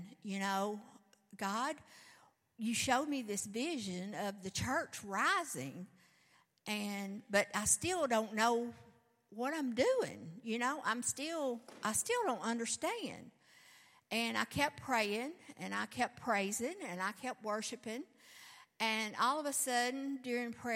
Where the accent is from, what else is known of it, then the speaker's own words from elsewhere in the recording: the South, United States; I'm from the South